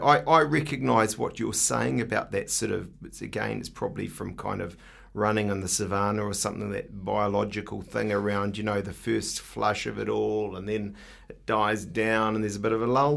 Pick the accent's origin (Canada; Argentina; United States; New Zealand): New Zealand; I'm such a Kiwi bloke